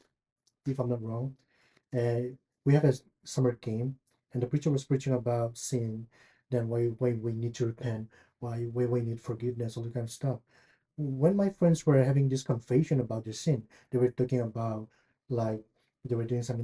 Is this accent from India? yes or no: yes; India; also born or lived in Chicago, United States / Louisville, United States; now in Lexington, United States; I'm from India. And right now I stay in Lexington, Kentucky